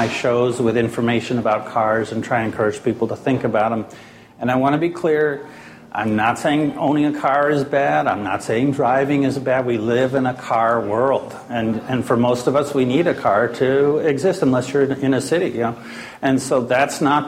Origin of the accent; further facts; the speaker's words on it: Maine, United States; moved away; I come from Maine originally